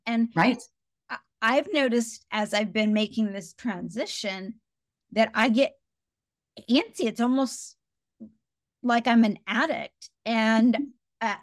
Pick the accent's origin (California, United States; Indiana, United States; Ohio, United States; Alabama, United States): Indiana, United States; I grew up in a really small, very white town in Indiana